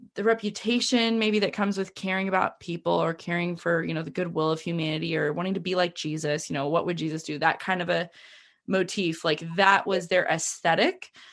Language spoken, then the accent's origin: English; United States; I've been proud to be an American